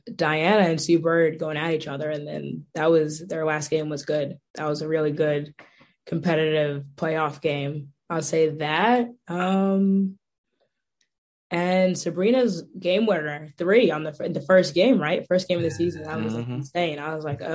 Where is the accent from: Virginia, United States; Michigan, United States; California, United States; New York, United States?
New York, United States; Long Island; I'm from Long Island